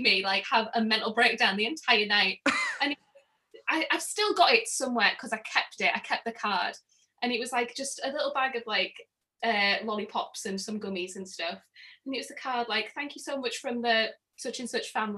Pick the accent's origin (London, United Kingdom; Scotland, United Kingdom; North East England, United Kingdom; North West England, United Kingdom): North East England, United Kingdom; Middlesbrough; accent: northern; Middlesbrough, which is where I'm from